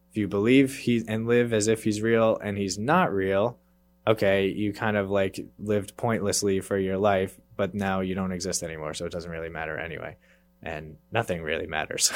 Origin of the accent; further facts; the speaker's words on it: Worcester, Massachusetts, United States; I grew up in Worcester, actually, so not quite in the Boston area, but, uh, local enough, and I grew up there